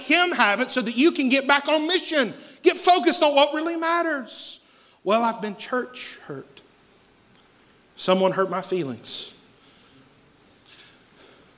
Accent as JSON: {"language": "English", "town": "Asheville", "region": "North Carolina", "country": "United States", "tie": "born or raised there", "said": "When I was a kid, I grew up here in West Asheville on Clinton Avenue"}